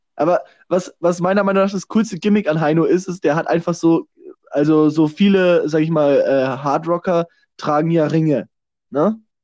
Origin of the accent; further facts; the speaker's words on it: Germany; als Deutsche